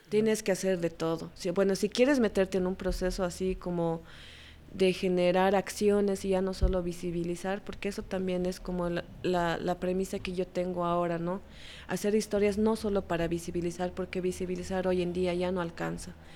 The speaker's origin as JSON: {"language": "Spanish", "region": "La Paz", "country": "Bolivia", "tie": "born or raised there", "said": "yo nací en La Paz y crecí en La Paz"}